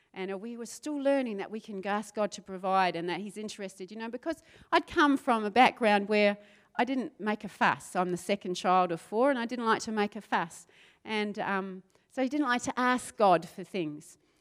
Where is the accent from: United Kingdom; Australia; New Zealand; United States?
New Zealand; South Island of New Zealand; moved away; I grew up in the South Island of New Zealand